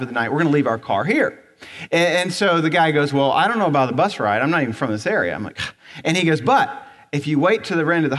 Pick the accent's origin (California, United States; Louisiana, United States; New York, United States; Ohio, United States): Ohio, United States; moved away; I grew up in Ohio, so I'm used to driving snow.